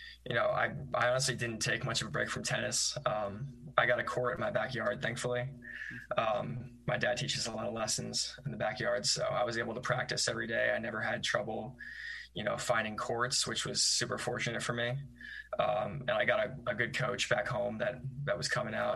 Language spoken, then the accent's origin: English; New York, United States; because I'm from New York